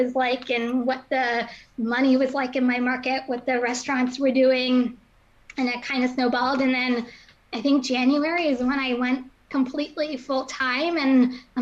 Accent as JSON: {"language": "English", "town": "Somerville", "region": "New Jersey", "country": "United States", "tie": "born or raised there", "also_born_or_lived": "Pennsylvania", "said": "I grew up in Somerville, New Jersey, which is like central Jersey by like the Bridgewater area. So I was born and raised there."}